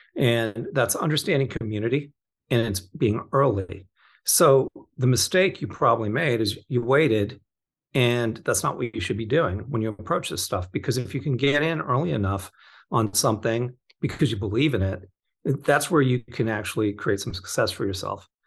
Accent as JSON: {"language": "English", "area": "Orange County", "region": "California", "country": "United States", "tie": "born or raised there", "also_born_or_lived": "Torrance, California / Florida", "said": "I grew up in Orange County, kind of. I was born in Torrance"}